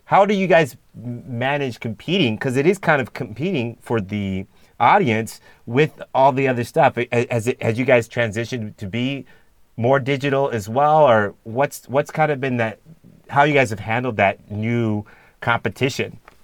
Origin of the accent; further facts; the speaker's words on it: San Diego, California, United States; I'm from San Diego as well. I grew up in San Diego